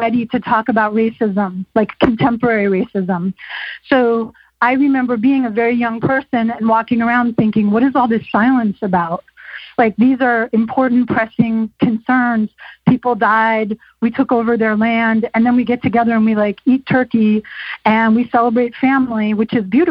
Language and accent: English; Westchester County, New York, United States; I grew up in Westchester County, north of New York City